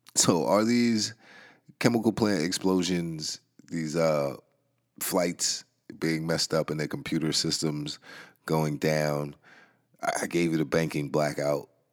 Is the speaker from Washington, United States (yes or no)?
no; New York, United States; New York, man. Um, that's my home city, man. I'm in New York State. That's my hometown